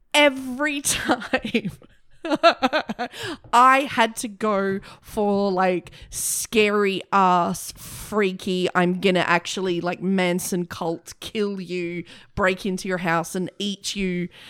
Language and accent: English; Broken Hill, New South Wales, Australia; I grew up in a mining town.